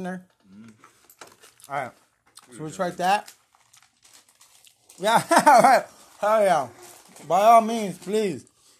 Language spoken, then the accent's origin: English; Katy, Texas, United States; So this right here is my Hometown Twisters. Katy. Damn it, nobody gives a shit about Katy, Texas.